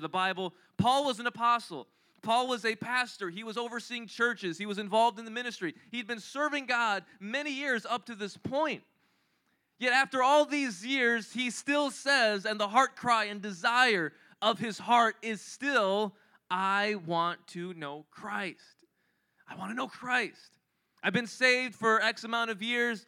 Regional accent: Philippines; I'm Filipino

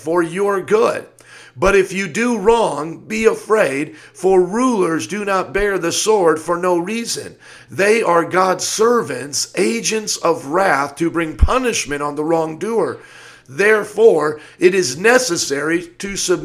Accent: United States; as an American citizen

